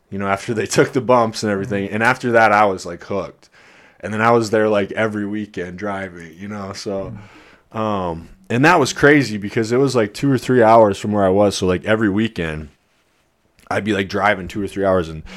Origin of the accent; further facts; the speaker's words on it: Iowa, United States; moved away; I'm from Iowa